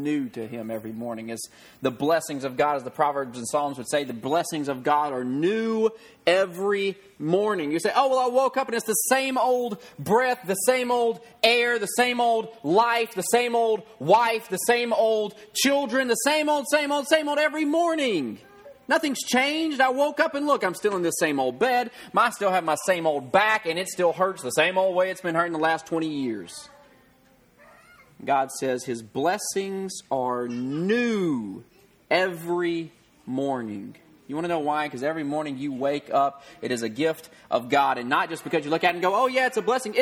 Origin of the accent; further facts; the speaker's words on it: the South, United States; I grew up in the South.